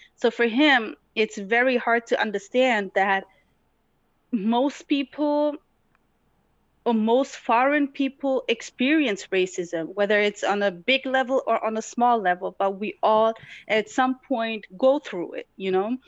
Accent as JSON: {"language": "English", "town": "Tetouan", "region": "Tanger-Tetouan-Al Hoceima", "country": "Morocco", "tie": "born or raised there", "moved": "yes", "lives_now": "Germany", "said": "I was born in Morocco, in North Morocco, to be exact. Um, it's a beautiful city, but goes by the name of Tetuan. I was born there."}